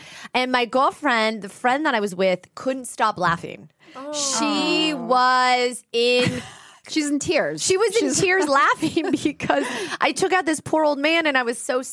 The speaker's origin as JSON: {"language": "English", "town": "Los Angeles", "region": "California", "country": "United States", "tie": "born or raised there", "said": "I'm from SoCal, okay? Grew up"}